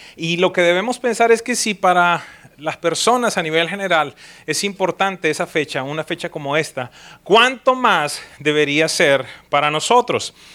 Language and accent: Spanish; Colombia; now in United States; yo soy de origen colombiano, soy ciudadano de los Estados Unidos, pero mi origen es colombiano